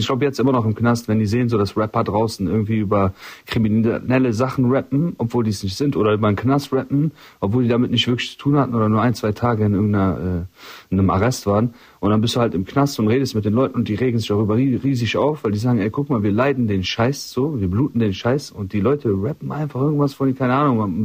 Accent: Rhineland, Germany; das ist meine Heimat hier immer. Es geht ab. Ich bin Rheinländer

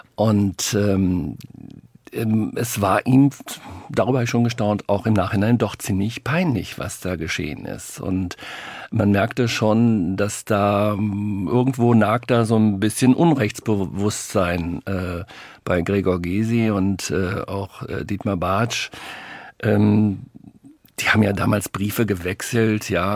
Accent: North Rhine-Westphalia, Germany; wir kommen beide aus Nordrhein-Westfalen

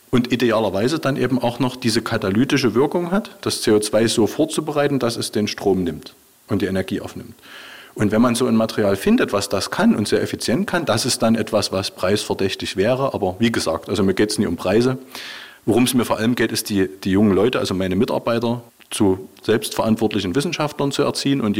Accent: Dresden, Saxony, Germany; now in Jena, Germany; Und Jena ist da schon Glück, weil ich bin Dresdner.

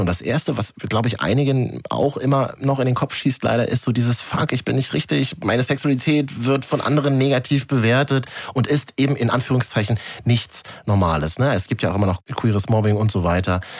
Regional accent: Berlin, Germany; als Berliner

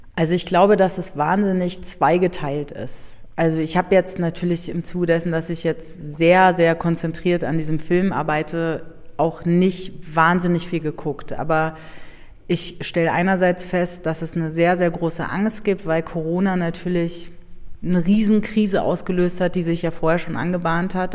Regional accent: Berlin, Germany; also born or lived in Brandenburg; ich bin nicht nur in Berlin aufgewachsen, sondern sondern meine Eltern, die haben ein Haus gebaut in Brandenburg

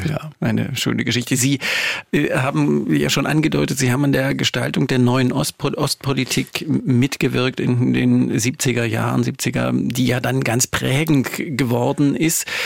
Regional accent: Görlitz, Saxony, Germany; Ich bin an dieser Ostgrenze aufgewachsen. Ich stamme aus Görlitz ja.

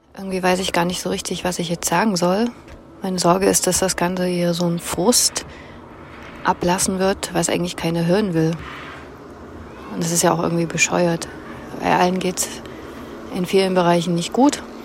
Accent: Leipzig, Saxony, Germany; Ich bin in Leipzig geboren und aufgewachsen

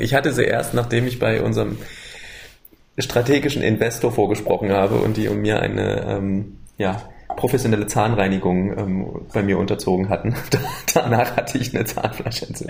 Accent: Berlin, Germany; Ich komme aus Berlin und die Firma ist in Halle

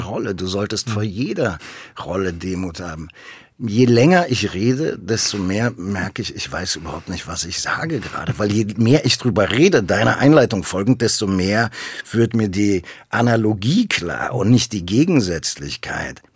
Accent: Berlin, Germany; ich komme ja aus Berlin

